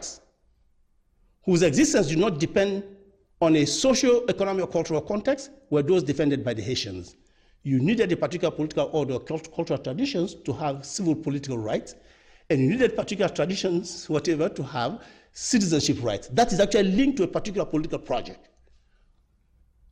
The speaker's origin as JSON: {"language": "English", "country": "Guinea", "moved": "yes", "said": "I'm Francophone and of the French, former French Empire, I'm from Guinea"}